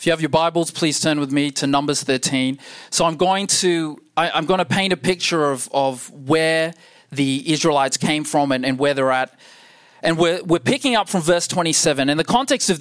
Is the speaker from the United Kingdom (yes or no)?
no; Perth, Western Australia, Australia; I'm born and raised in Perth